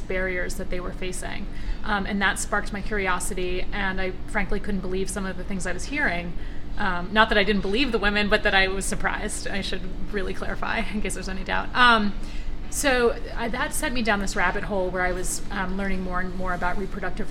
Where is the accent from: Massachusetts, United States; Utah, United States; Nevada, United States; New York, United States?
New York, United States; Westchester County; I am from Westchester County